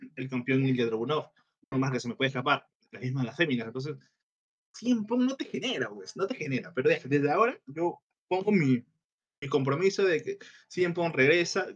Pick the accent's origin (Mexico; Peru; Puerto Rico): Peru; Acá en el Perú